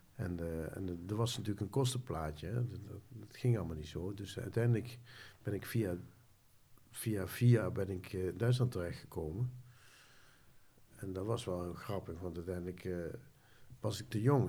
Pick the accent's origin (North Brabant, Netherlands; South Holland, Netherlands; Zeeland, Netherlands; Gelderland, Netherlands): Gelderland, Netherlands; Nijmegen; Ik ben geboren in Nijmegen aan de Graaseweg.